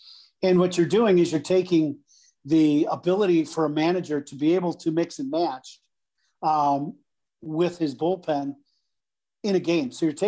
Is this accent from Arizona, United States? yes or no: no; Chicago, Illinois, United States; And I'm happy and content in life with life in Chicago. I'm a Chicagoan, right?